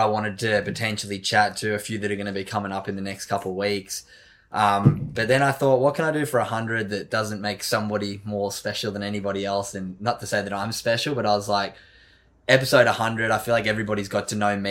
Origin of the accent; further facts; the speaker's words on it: Sydney, New South Wales, Australia; I grew up in Narrabeen, Sydney's Northern Beaches.